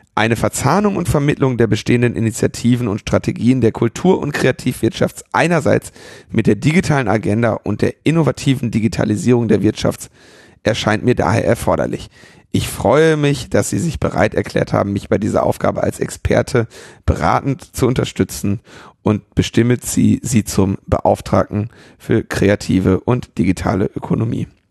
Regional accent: Ruhr area, North Rhine-Westphalia, Germany; ich bin im Ruhrgebiet geboren

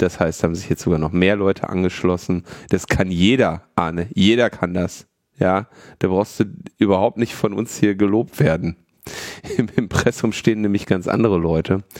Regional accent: Berlin, Germany; Ich bin ja Berliner.

